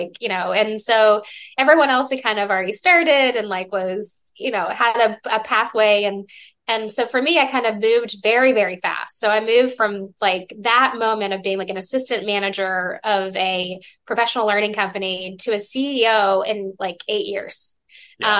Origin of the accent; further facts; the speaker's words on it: Georgia, United States; moved away; I'm from Georgia